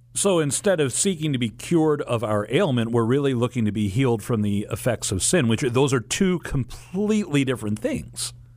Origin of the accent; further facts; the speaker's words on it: St. Louis, Missouri, United States; here in my hometown we actually are very familiar with. We're blessed to have two basilicas um, the, the Basilica of St. Louis, King of France